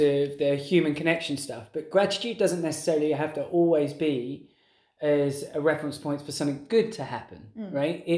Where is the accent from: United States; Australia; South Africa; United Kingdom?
United Kingdom; England; being English and growing up in that culture